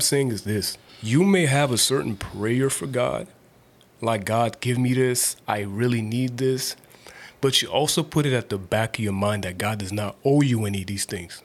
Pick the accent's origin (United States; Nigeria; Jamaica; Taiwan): Nigeria; As a Nigerian person